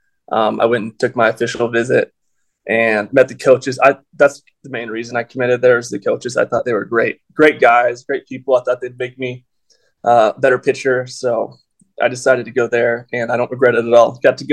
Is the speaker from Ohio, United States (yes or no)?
no; Texas, United States; also born or lived in Anaheim, California; I wasn't even one yet when I moved to Texas. So, I mean, I have family in California. I go there quite a bit, but I was raised in Texas. I consider myself a Texan